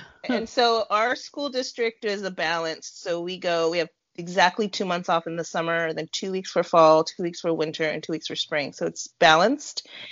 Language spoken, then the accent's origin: English; California, United States; also born or lived in Arizona; now in Indiana, United States; I'm born and raised in California and then moved to Arizona lived there for about nine years and then moved to Indiana